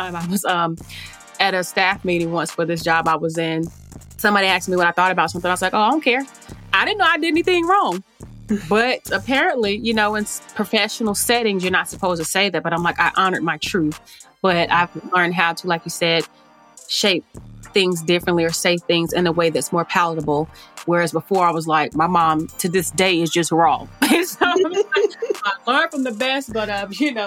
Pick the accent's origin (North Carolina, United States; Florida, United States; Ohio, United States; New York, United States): North Carolina, United States; Charlotte; I'm from Charlotte and depending on, grew up in Hidden Valley